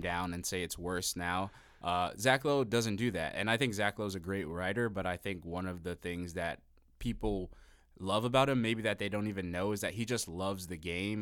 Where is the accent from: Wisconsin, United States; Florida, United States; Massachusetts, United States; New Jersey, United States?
Florida, United States; Miami; I'm from Miami